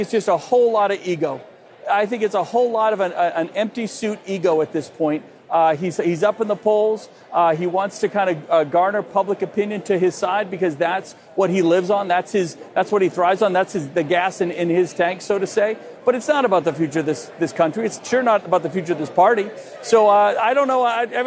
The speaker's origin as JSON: {"language": "English", "region": "New Hampshire", "country": "United States", "said": "my home state of New Hampshire"}